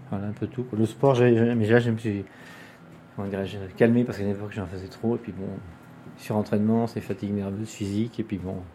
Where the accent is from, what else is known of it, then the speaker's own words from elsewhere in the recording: Switzerland; born there; moved away; parce que je suis né en Suisse, depuis avril 65, j'ai déménagé environ tous les deux ans et demi.